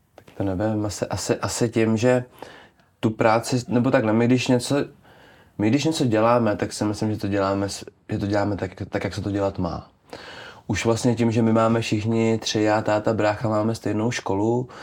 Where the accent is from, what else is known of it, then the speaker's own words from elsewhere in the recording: Czechia; já tím, že jsem z Krkonoš